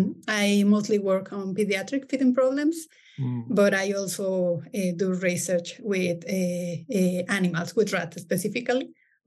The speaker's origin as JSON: {"language": "English", "region": "Mexico City", "country": "Mexico", "tie": "born or raised there", "said": "I was born in Mexico City"}